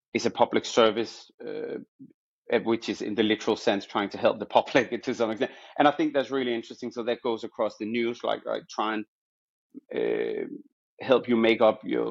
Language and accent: English; Copenhagen, Capital Region of Denmark, Denmark; moved away as an adult; also born or lived in Amsterdam; now in London, United Kingdom; I studied in Denmark, where I was born and raised in Copenhagen. So, that's where you can hear my accent from.